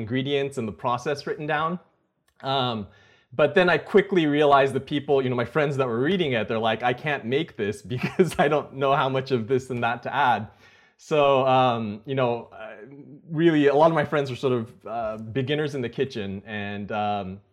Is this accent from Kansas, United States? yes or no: no; Napa, California, United States; I grew up in Napa, which is not too far from Silicon Valley